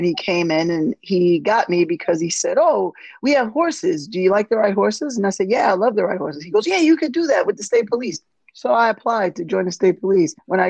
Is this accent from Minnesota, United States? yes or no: no; New York City, New York, United States; now in Long Island, United States; I am born and raised in South Jamaica, Queens. That's where I'm from. I currently live on Long Island, but that's where I was raised.